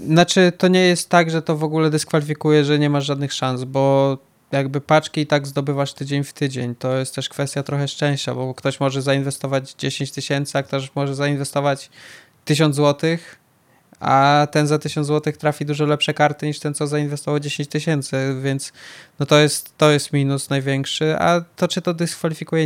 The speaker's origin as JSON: {"language": "Polish", "town": "Białystok", "region": "Podlaskie Voivodeship", "country": "Poland", "tie": "born or raised there", "said": "jestem z Białego Stoku"}